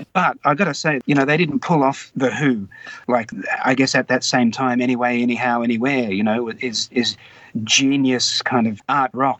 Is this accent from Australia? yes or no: yes; Wagga Wagga, New South Wales, Australia; I grew up in Wagga Wagga, and my family were not really from Wagga. They were all from Sydney.